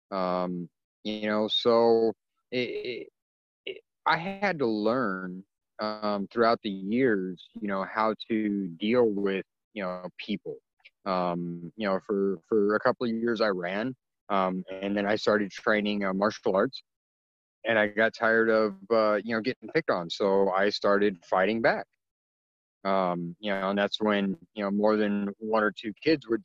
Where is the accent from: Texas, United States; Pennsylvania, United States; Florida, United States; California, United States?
California, United States; born there; you know, in 1977, when I was born, um, you know, I'm I'm half Filipino, um, and my biological father's race on my birth certificate is listed as yellow number six um, because California back in the you know in the, the mid 70s